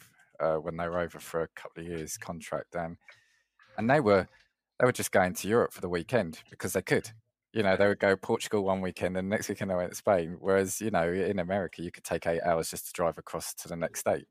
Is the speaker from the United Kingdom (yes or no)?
yes; England, United Kingdom; even if I'm speaking Italian with my accent, they know I'm English